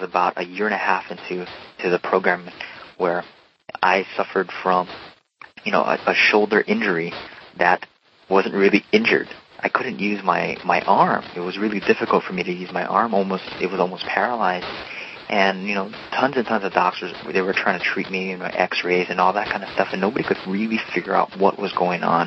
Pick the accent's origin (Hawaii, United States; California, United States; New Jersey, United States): Hawaii, United States; moved away as an adult; also born or lived in Oregon; I was born and raised in Hawaii and grew up in the beautiful state, the 50th state, and I went to college in Oregon